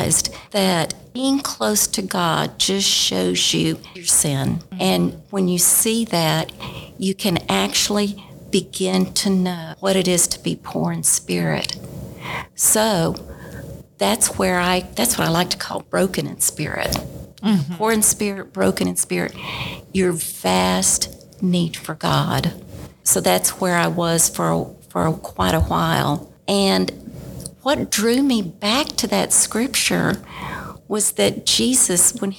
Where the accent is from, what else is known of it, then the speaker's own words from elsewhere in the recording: Dallas, Texas, United States; moved away as an adult; I actually grew up in Dallas, Texas, Southern Baptist, in a Southern Baptist home